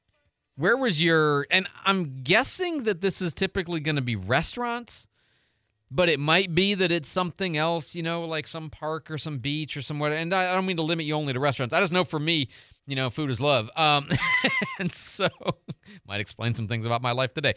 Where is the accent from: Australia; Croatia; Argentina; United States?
United States; St. Louis, Missouri; now in Pensacola, United States; we're from St. Louis